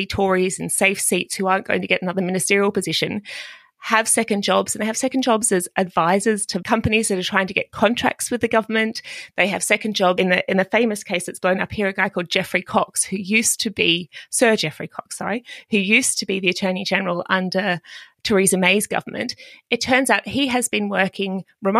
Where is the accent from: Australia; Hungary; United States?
Australia; moved away as an adult; now in London, United Kingdom; coming to the UK as an Australian